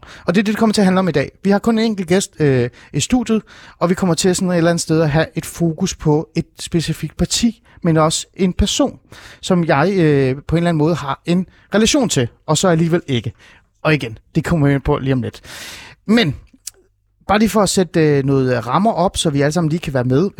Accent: Hornbæk, Capital Region of Denmark, Denmark; Jeg voksede op i Ålskov, øh, Hornbæk-området i Nordsjælland

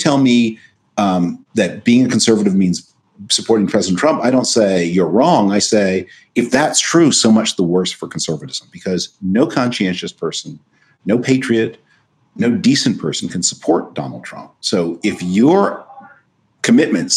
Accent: Canada; moved away as an adult; also born or lived in United States; I was born in Canada to a U.S. citizen mother and a Canadian citizen father

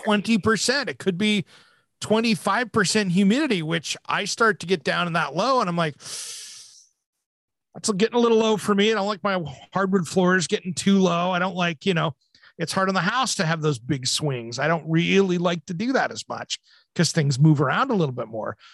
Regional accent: Hanford Nuclear Reservation, Washington, United States; I gra-, grew up right next to the Hanford Nuclear Reservation

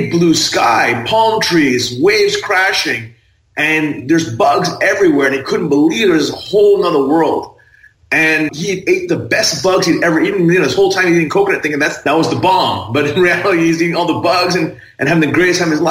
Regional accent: Thailand; I was raised in Thailand

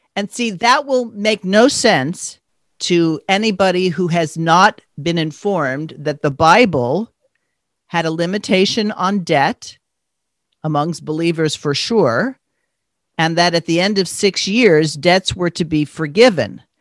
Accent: New York, United States; growing up on the East Coast, I grew up in New York

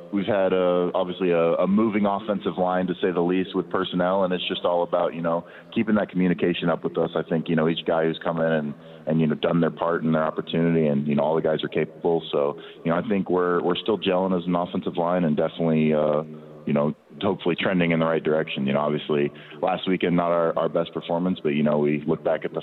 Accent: Southlake, Texas, United States; I grew up in South Lake for, you know, nearly all my life. My parents moved there when I was, you know, 3 to 6 months old

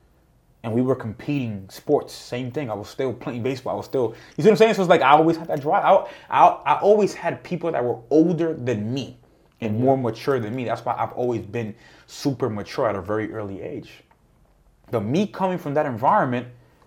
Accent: New York, United States; And because I saw the environment that I grew up with in Harlem, in that high school

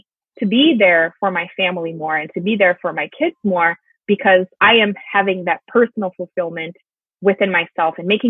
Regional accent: Brazil; English is a second language; moved away as an adult; I'm originally from Brazil, and I started teaching English when I was 14

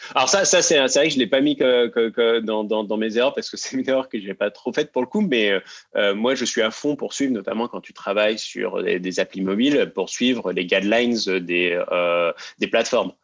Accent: Seine-Saint-Denis, Paris suburbs, Île-de-France, France; je viens de banlieue parisienne et euh, de Seine-Saint-Denis plus précisément

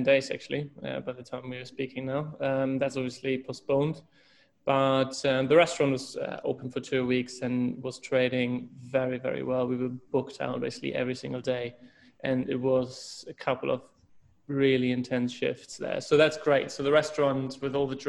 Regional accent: Hamburg, Germany; moved away as an adult; also born or lived in Switzerland / Hong Kong; I'm originally from Hamburg, Germany

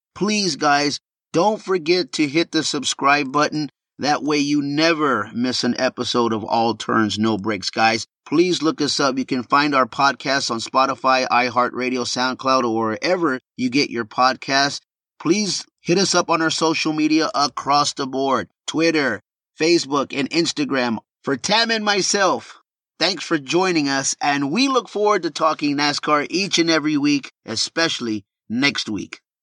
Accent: Texas, United States; born or raised there

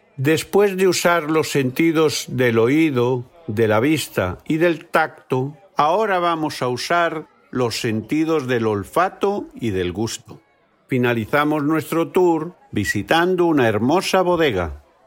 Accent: Galicia, Spain; Soy de Galicia, en el noroeste de España

